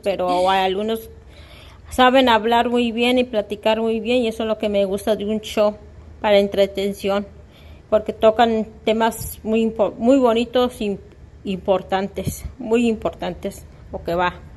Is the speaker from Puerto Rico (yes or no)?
no; Mexico; now in Texas, United States; yo soy de México, pero estoy en los estados, en Texas, de los Estados Unidos